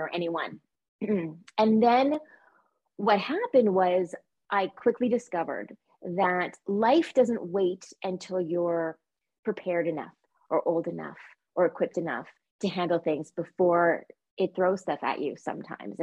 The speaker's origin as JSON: {"language": "English", "town": "Montreal", "region": "Quebec", "country": "Canada", "tie": "born or raised there", "said": "I was born in Montreal, Quebec, Canada"}